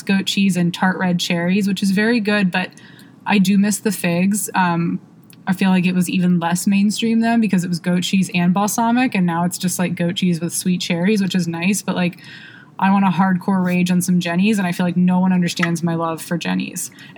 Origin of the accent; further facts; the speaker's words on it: Cincinnati, Ohio, United States; moved away as an adult; now in Charlotte, United States; I'm from Cincinnati, but it's close enough. And I moved home during a dark period in my life